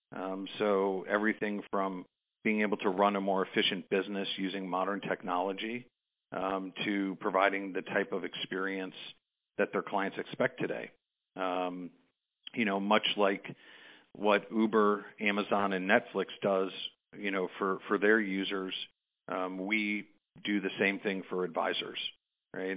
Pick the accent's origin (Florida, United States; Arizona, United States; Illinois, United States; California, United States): Illinois, United States; Chicago; growing up in Chicago